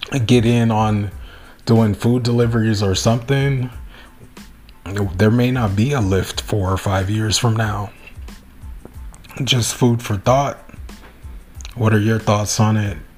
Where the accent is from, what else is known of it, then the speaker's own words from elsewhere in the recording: Long Beach, California, United States; I'm from Long Beach